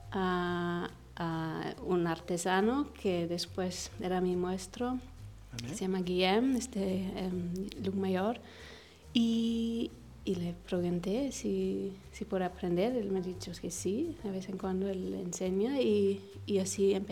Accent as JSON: {"language": "Spanish", "country": "Egypt", "tie": "born or raised there", "also_born_or_lived": "Los Angeles, United States", "said": "pero yo crecí en Egipto, viví"}